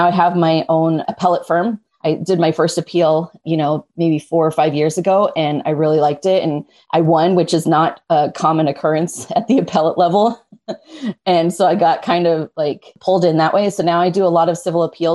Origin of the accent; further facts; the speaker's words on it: Wyoming, United States; moved away as an adult; now in Southern California, United States; I grew up in Wyoming. I grew up in a small town